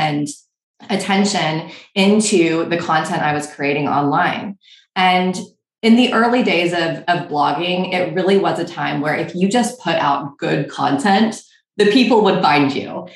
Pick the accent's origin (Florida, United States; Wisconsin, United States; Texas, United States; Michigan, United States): Texas, United States; moved away as an adult; also born or lived in Missouri / New York; now in Austin, United States; I'm from Texas, and I really missed the warmth and the casual nature of just the people in Texas